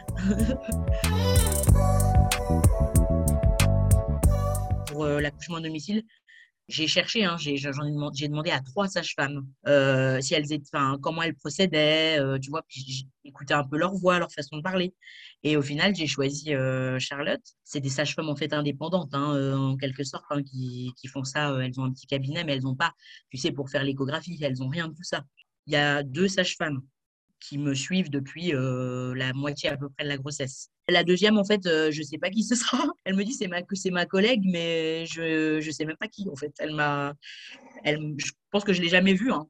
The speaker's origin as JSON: {"language": "French", "country": "France", "moved": "yes", "lives_now": "Switzerland", "said": "je vis maintenant en Suisse, mais je suis française"}